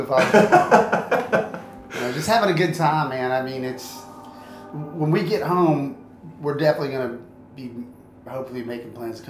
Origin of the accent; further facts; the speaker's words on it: Florida, United States; I grew up in Florida where it's hot all the time.